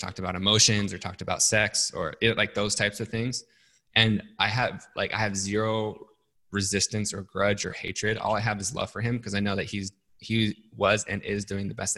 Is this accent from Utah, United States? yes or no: yes; Salt Lake City, Utah, United States; I grew up in Salt Lake City, Utah